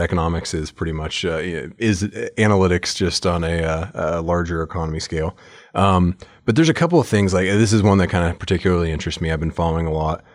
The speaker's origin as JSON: {"language": "English", "country": "United States", "said": "I'm an American"}